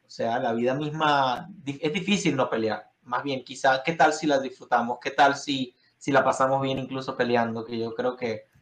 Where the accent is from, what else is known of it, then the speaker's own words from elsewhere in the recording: Venezuela; now in United States; yo vengo de Venezuela